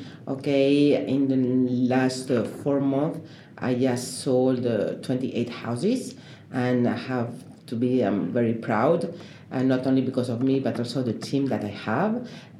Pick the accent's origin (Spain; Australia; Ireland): Spain; English is a second language; moved away as an adult; also born or lived in France / Brussels / Madrid / Paris; now in United States; Well, actually, I'm from Spain.